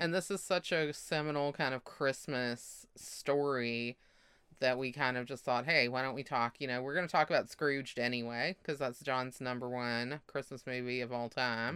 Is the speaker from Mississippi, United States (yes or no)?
yes; Mississippi, United States